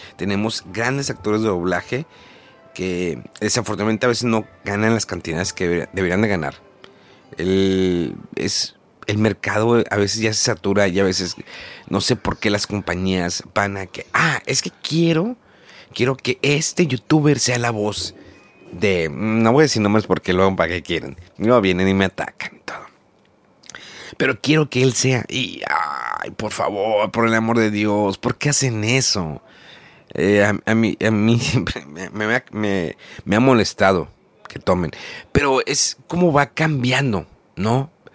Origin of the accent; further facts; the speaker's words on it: Monterrey, Nuevo León, Mexico; yo soy de Monterrey y en Monterrey queda cerca la, frontera